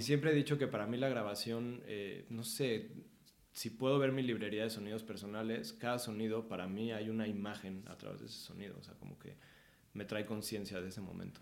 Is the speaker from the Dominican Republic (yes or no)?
no; Mexico City, Mexico; Nací aquí en la Ciudad de México